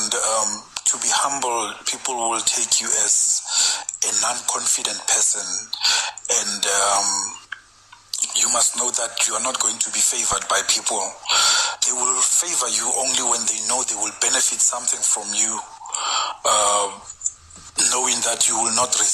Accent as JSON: {"language": "English", "town": "Pretoria", "region": "Gauteng", "country": "South Africa", "moved": "yes", "lives_now": "De Aar, South Africa", "said": "But I come from Ettridgeville"}